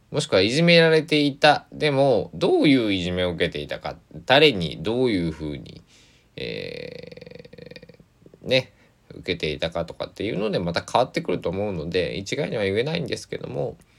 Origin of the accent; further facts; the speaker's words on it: Kochi, Japan; 高知北高校、えー、定時制中間部っていうところに入って、えー、3年間過ごし